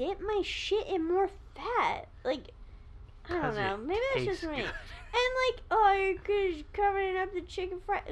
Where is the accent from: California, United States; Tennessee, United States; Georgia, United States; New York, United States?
California, United States; Southern; I come from Southern California